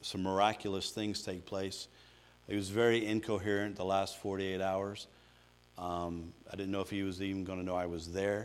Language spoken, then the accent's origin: English; Georgia, United States; moved away as an adult; I grew up in Georgia